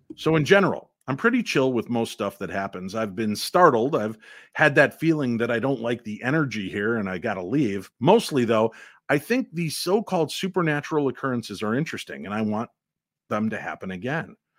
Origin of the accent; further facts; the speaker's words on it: Illinois, United States; I grew up in Illinois